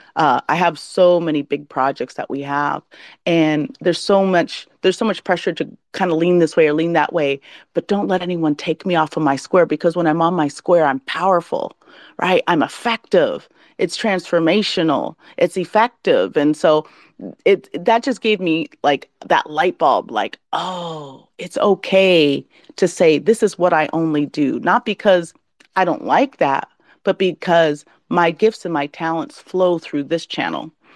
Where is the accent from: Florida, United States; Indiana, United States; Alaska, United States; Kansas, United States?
Alaska, United States; now in California, United States; I'm from Alaska